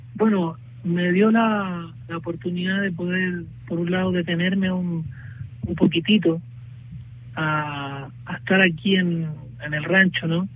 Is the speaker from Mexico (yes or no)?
no; Chile; nosotros hemos estado también eh, insistiendo como chilenos